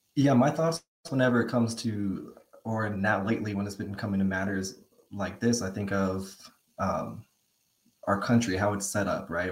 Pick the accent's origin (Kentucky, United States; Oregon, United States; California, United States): California, United States; San Fernando Valley; now in Portola, United States; I'm from California, San Fernando Valley. I found my way up to Portola, this Northern California area